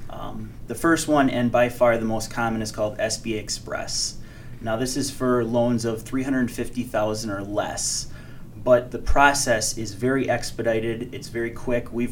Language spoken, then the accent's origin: English; Waterford, United States; Waterford. I moved there when I was eight years old. I attended Waterford High School